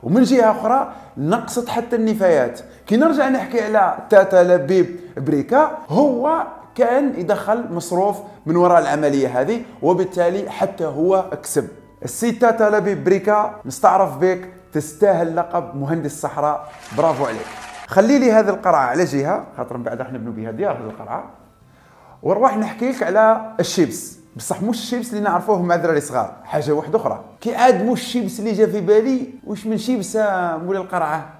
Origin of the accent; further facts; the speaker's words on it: Algeria; أنا كمواطن جزائري